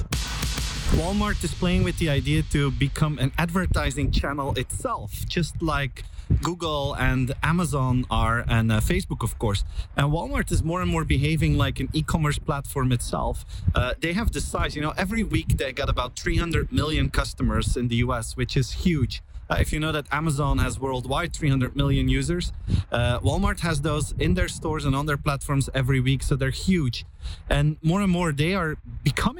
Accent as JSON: {"language": "English", "country": "Belgium", "said": "I'm from Belgium"}